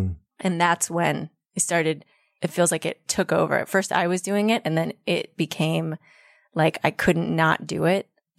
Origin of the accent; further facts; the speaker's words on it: Denver, Colorado, United States; now in Berkeley, United States; Denver, Colorado.